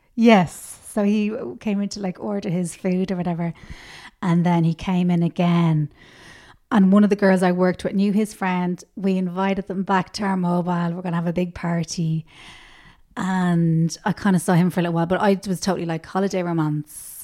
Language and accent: English; Dublin, Leinster, Ireland; also born or lived in Tallaght; I grew up in Rathfarnham